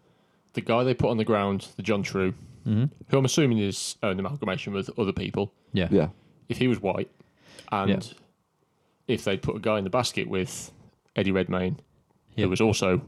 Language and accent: English; United Kingdom; We're British.